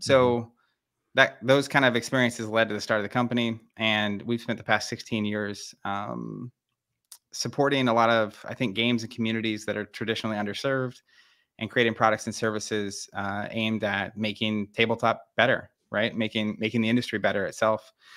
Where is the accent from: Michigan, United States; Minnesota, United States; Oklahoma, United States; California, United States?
Oklahoma, United States; Tulsa; we're from Tulsa, Oklahoma, um, middle, middle of the country